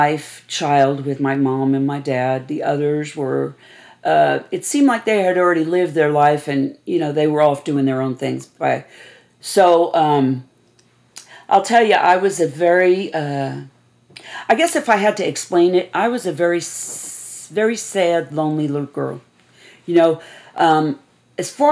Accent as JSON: {"language": "English", "town": "New York City", "region": "New York", "country": "United States", "tie": "born or raised there", "said": "Born and raised in Staten Island, New York"}